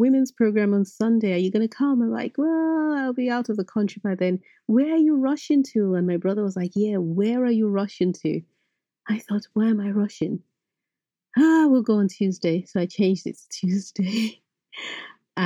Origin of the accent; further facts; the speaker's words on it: Benin City, Edo, Nigeria; moved away as an adult; now in London, United Kingdom; I grew up in Nigeria. I grew up in Benin